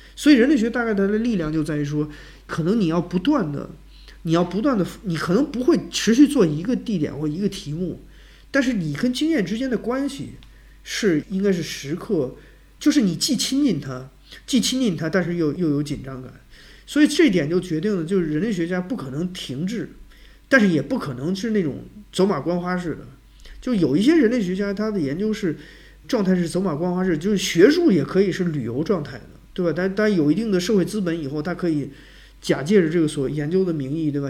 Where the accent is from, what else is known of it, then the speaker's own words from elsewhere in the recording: China; 我们中国人的生存经历